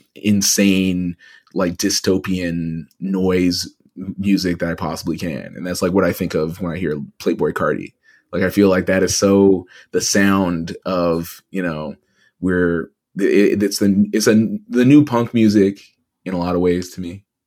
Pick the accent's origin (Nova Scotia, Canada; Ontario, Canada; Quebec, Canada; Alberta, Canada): Alberta, Canada; Edmonton; moved away; growing up in Edmonton, which was primarily white at the time